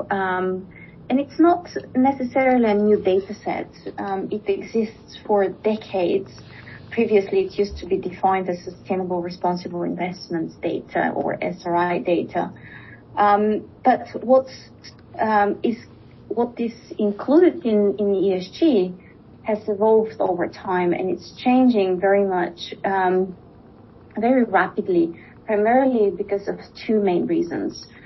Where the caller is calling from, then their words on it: Switzerland; I'm uh, joining today from Switzerland.